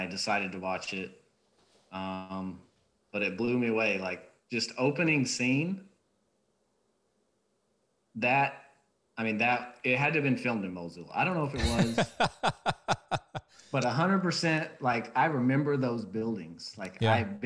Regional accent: Arkansas, United States; moved away as an adult; now in San Diego, United States; I was born and raised in Arkansas, joined the military 2008

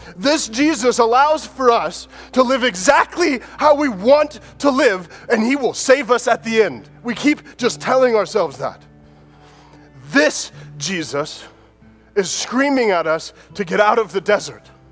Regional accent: United States; born or raised there

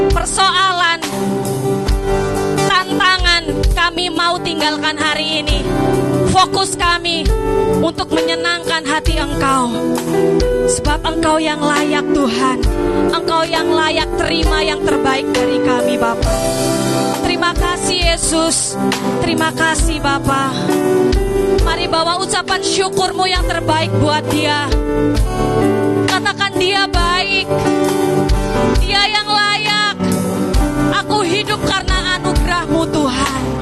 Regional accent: Lampung, Indonesia; saya teringat dengan berita beberapa hari ini yang sedang viral yaitu di desa saya, di Lampung.

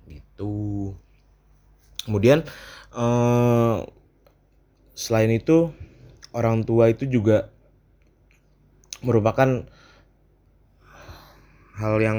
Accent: Jakarta, Indonesia; now in Yogyakarta, Indonesia; ya karena emang aku tuh uh, ngerantau juga kan jadi asalku bukan dari Jogja asalku dari Jakarta yang kebetulan sini ngerantau

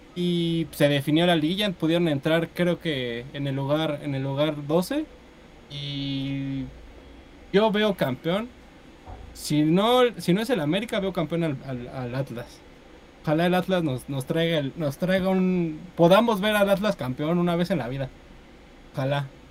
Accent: Mexico; como mexicano

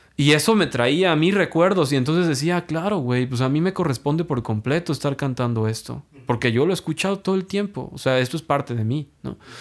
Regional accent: Mexico; siendo mexicano

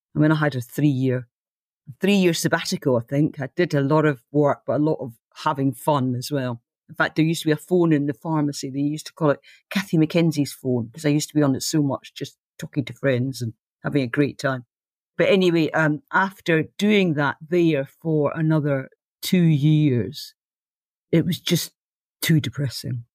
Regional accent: Aberdeen, Scotland, United Kingdom; moved away as an adult; also born or lived in London; I came from Aberdeen, which is like, uh, Gotham City in the north

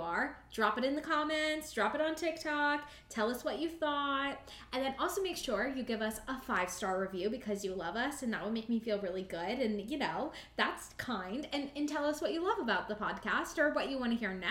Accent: Ohio, United States; I'm from Ohio

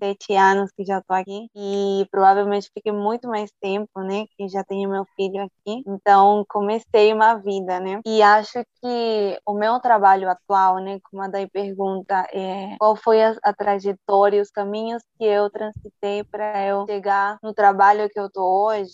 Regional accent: Lima, Peru; Portuguese is a second language; moved away as an adult; also born or lived in Cusco, Peru / Bolivia; now in Brazil; Eu fui criada em Lima

